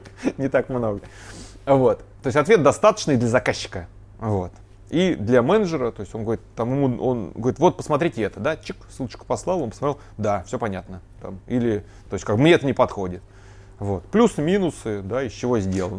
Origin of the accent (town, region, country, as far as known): Ryazan, Ryazan Oblast, Russia; born or raised there